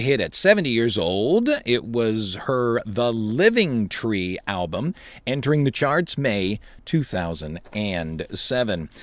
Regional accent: United States; how we Americans live

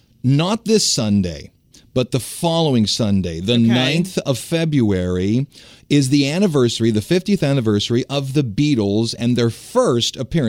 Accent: the North, United States; moved away; I'm from the North.

